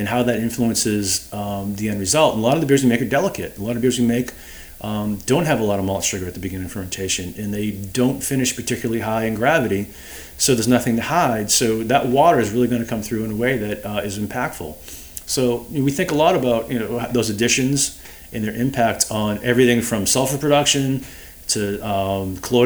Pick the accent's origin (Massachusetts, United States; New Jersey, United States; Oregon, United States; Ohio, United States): Massachusetts, United States; Boston; I'm from Boston